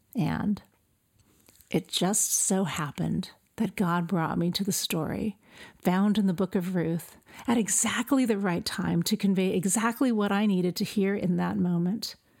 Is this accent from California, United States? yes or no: yes; El Centro, California, United States; moved away as an adult; I was born and raised in El Centro, California